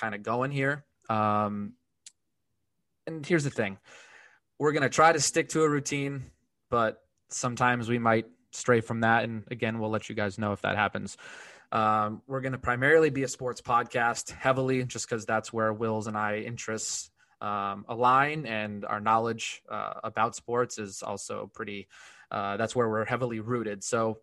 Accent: Connecticut, United States; born and raised in Connecticut

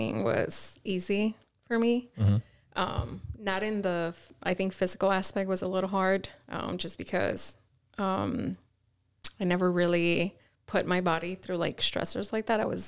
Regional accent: Chicago, Illinois, United States; growing up in Chicago, you know, West Side. South Side

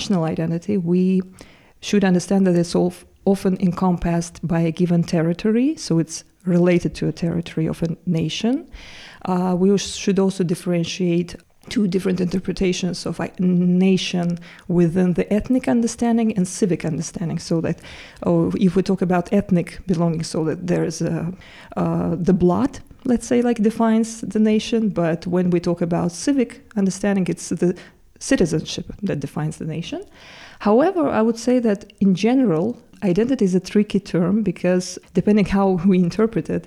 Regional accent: Baku, Azerbaijan; moved away as an adult; also born or lived in Turkey; now in Jena, Germany; I'm originally from Baku, Azerbaijan, but I've been living in Turkey for the last 7 years.

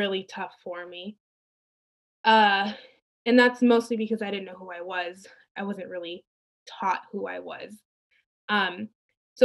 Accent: Santa Barbara, California, United States; born or raised there; also born or lived in Mexico

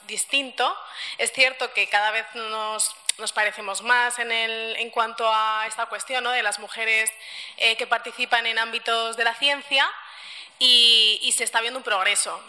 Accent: Spain; yo soy nacida aquí en España

